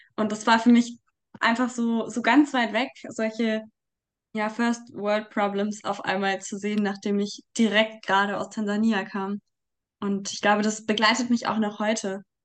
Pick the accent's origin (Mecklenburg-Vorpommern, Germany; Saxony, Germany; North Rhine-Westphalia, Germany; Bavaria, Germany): Bavaria, Germany; Munich; ich komme aus Großhadern, aus dem Stadtteil, in dem Solidarität mit Waisen gegründet wurde